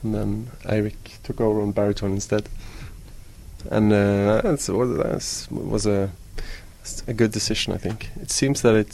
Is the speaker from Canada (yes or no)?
no; Stavanger, Rogaland, Norway; I grew up in Stavanger, which is on the west coast of Norway